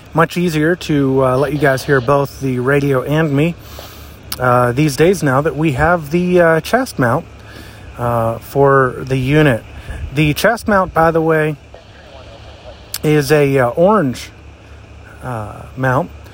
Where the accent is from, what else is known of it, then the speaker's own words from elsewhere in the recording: New Florence, Pennsylvania, United States; here in my hometown of New Florence, Pennsylvania